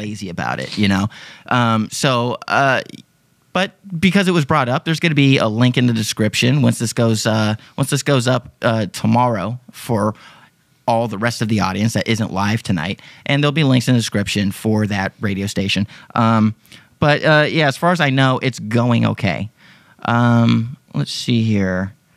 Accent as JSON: {"language": "English", "region": "Texas", "country": "United States", "said": "I'm from Texas"}